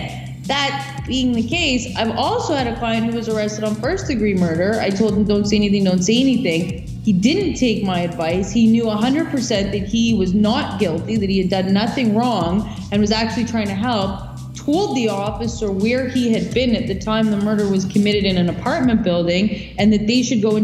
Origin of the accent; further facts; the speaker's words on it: Canada; we, as Canadian citizens